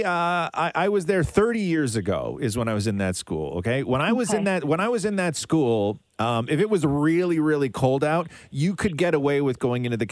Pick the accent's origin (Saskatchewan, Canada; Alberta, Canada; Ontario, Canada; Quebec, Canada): Ontario, Canada; Acton; moved away; Acton had one sort of claim to fame years ago when I was growing up